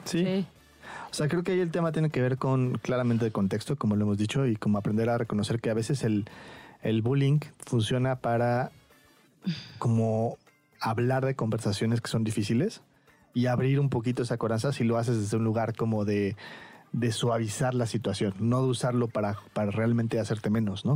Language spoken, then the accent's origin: Spanish; Mexico; siendo yo eh, mexicano